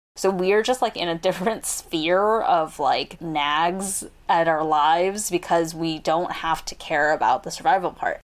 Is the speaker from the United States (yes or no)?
yes; United States; growing up as American-born kids